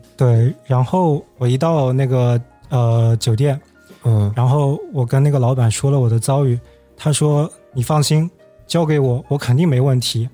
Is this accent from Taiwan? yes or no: no; China; 我是中国人